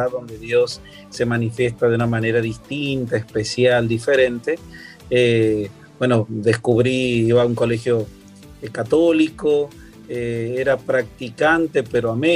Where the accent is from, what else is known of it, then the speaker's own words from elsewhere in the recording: San Luis, Argentina; moved away as an adult; also born or lived in Río Cuarto, Argentina; now in Miami, United States; en la provincia de San Luis, donde yo nací